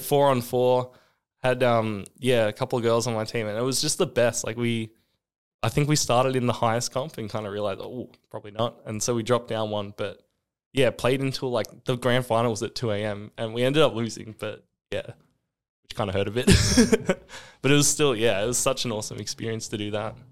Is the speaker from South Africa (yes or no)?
no; Australia; moved away as an adult; also born or lived in South Dakota, United States / Boston, United States; being an Australian in America